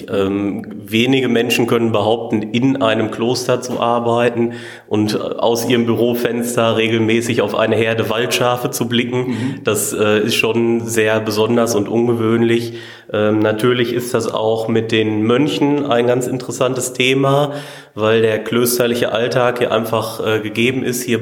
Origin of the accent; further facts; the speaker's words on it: Olsberg, North Rhine-Westphalia, Germany; ich komme aus Olsberg und bin hier seit 1.9.2017 in der Abtei tätig.